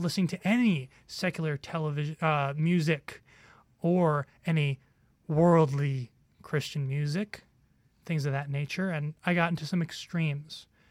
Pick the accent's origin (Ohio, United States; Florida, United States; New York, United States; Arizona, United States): New York, United States; I, I grew up in New York